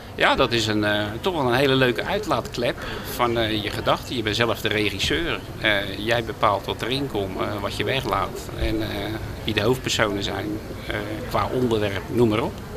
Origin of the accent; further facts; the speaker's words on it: De Lier, South Holland, Netherlands; moved away as an adult; also born or lived in Midden-Delfland; now in Den Hoorn, Netherlands; Ik ben geboren in de Lier, nou ja, het oude Westland